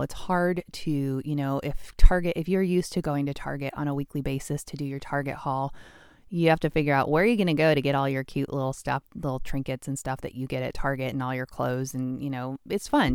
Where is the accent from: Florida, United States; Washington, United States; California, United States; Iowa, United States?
Washington, United States; my home state of Washington